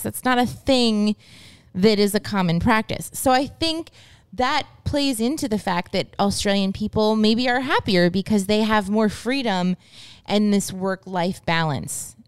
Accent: United States; moved away; also born or lived in Japan; we're American

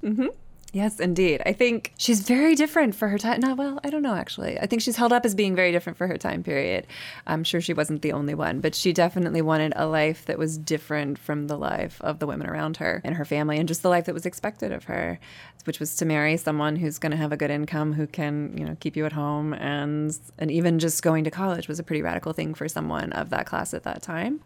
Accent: the South, United States; a girl who's growing up in the South and in very conservative religious communities

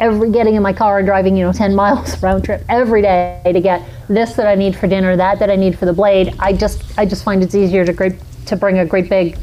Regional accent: New York, United States; moved away; I grew up in New York

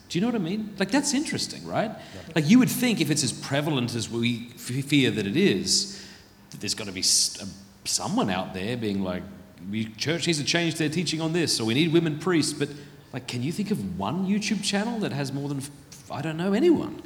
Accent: South Australia, Australia; moved away; also born or lived in Sydney; I was born in Ryde Hospital. And uh, my dad was in the Navy. We went back to South Australia, grew up there

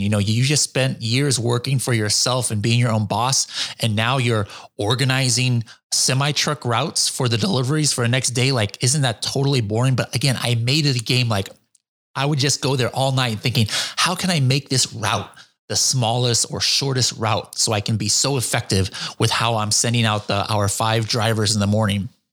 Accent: Orange County, California, United States; also born or lived in Japan; I was born here in Orange County, California in the nineteen seventies

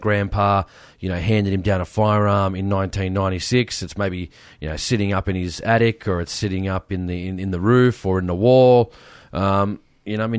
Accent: Sydney, New South Wales, Australia; I come from Western Sydney

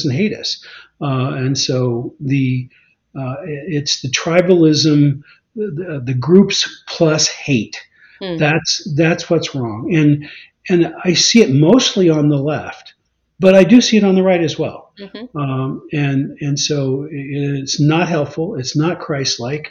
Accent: Arkansas, United States; moved away; also born or lived in Washington State; I was born in Arkansas. I identify with, you know, with Arkansas. I lived about 30 years in Washington State.

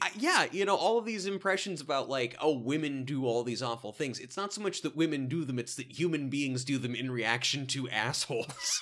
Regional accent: Salem, Oregon, United States; my hometown

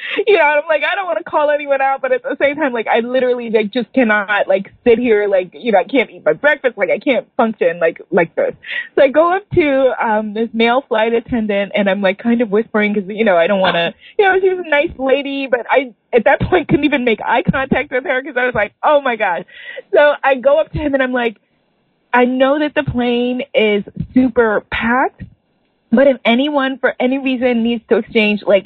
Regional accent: New York, United States; I'm from New York

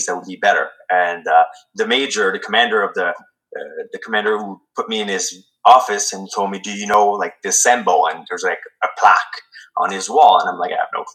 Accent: Quebec, Canada; English is a second language; moved away as an adult; also born or lived in Calgary / Brazil / Ontario; I was from Quebec.

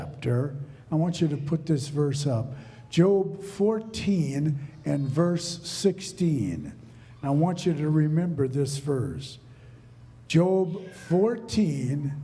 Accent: Minnesota, United States; I grew up in Minnesota

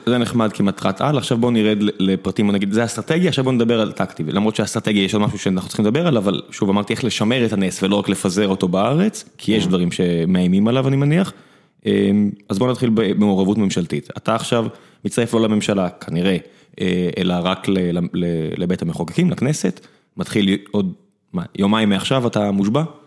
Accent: Beersheba, Southern District, Israel; כבאר שבעי

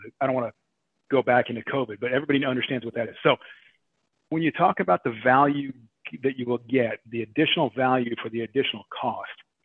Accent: Oregon, United States; I grew up in Oregon. So, and I dove in a little town, you know, called Eugene

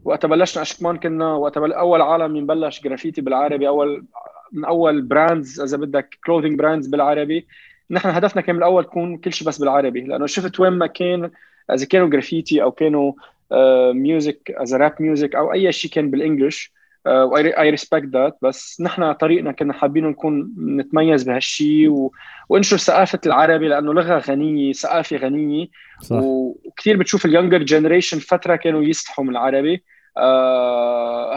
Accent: Beirut, Beirut Governorate, Lebanon; لما كنا نروح مشي على المدرسه كنت شوفهم الميليشيات ميليشيات بالحرب عندنا ببيروت

